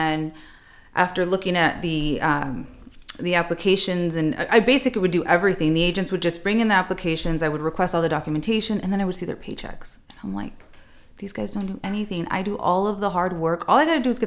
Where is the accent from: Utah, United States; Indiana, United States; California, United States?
California, United States; Chula Vista; I love Chula Vista. It was great. It was great. Grew up there